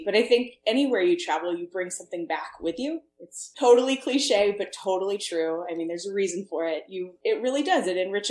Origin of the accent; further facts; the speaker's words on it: St. Louis, Missouri, United States; moved away as an adult; now in Maine, United States; I am from away. I'm from St. Louis, Missouri. That's where I grew up. Ended up in Maine because of college. Went to Bowdoin. Met my husband there. We moved away for a little while and then moved back.